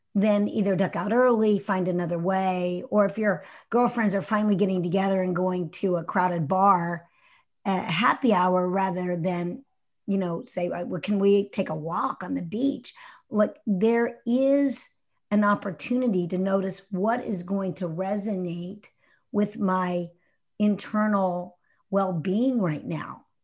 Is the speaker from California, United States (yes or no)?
no; Houston, Texas, United States; As a kid growing up in Houston, I grew up in Houston in, in the, uh, sixties and, uh, seventies.